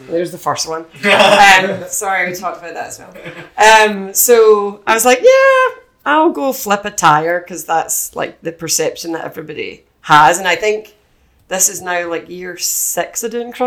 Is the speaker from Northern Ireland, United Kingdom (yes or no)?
no; Scotland, United Kingdom; accent: Scottish; moved away as an adult; also born or lived in London / Ireland; now in United States